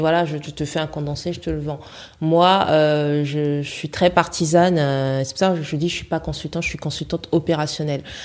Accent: Gabon; je suis gabonaise

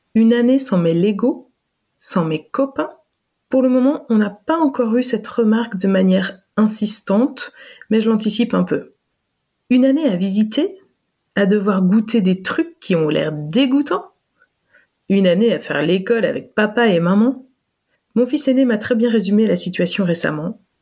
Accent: France; moved away; also born or lived in Belgium; quand on a quitté la Belgique après 9 ans d'immigration et qu'on est rentré en France

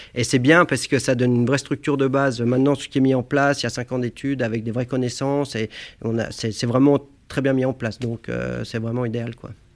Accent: Annecy, Auvergne-Rhône-Alpes, France; je viens d'Annecy. Je suis né à Annecy. Hein. J'habitais un, petit village juste au-dessus d'Annecy, dans la montagne

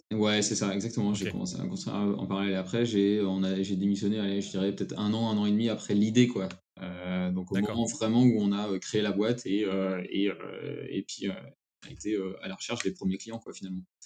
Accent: Picardy, Hauts-de-France, France; now in Paris, France; en Picardie, ma région natale

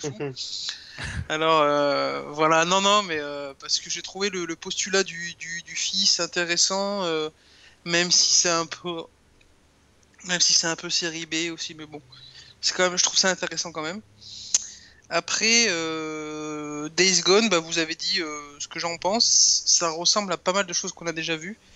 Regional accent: Grenoble, Auvergne-Rhône-Alpes, France; je suis un grenoblois de base, donc la montagne, ça fait partie de mon enfance

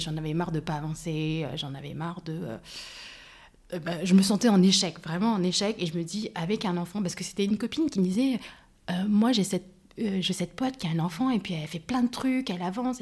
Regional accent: France; j'ai vécu en France, j'ai grandi en France

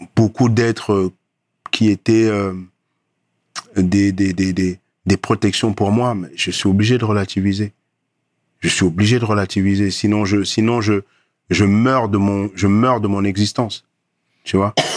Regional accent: Paris, Île-de-France, France; moved away as an adult; also born or lived in Cameroon / Nanterre; now in Côte d'Ivoire; j'ai grandi à Paname j'ai une certaine culture

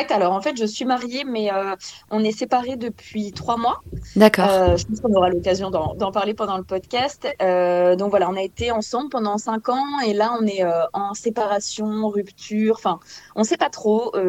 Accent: France; now in Belgium; Euh, je suis française, mais là, en ce moment, j'habite en Belgique.

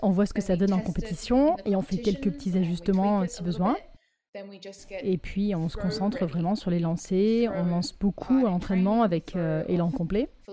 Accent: Australia; on vient d'Australie

